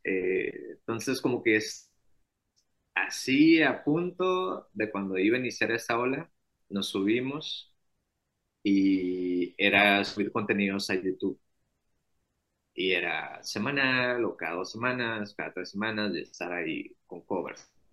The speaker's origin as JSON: {"language": "Spanish", "town": "Hermosillo", "region": "Sonora", "country": "Mexico", "said": "yo tengo 29 años y soy de Hermosillo, Sonora"}